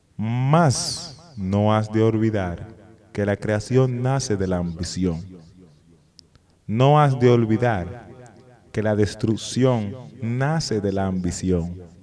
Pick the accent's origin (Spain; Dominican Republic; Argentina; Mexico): Dominican Republic; San Cristóbal; moved away; en San Cristóbal, donde yo soy del barrio de Lavapié